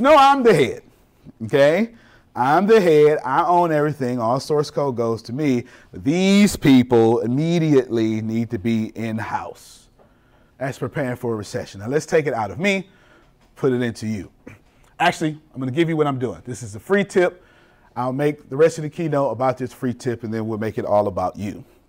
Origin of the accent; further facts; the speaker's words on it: Galveston, Texas, United States; I'm from Galveston, Texas.